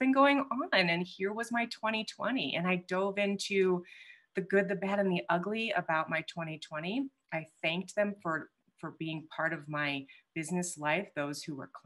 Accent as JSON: {"language": "English", "region": "Midwest", "country": "United States", "said": "I'm also from the Midwest"}